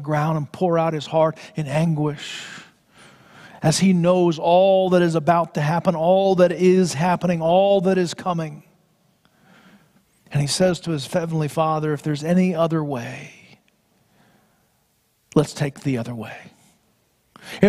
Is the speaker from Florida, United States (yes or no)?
yes; Florida, United States; Growing up in Florida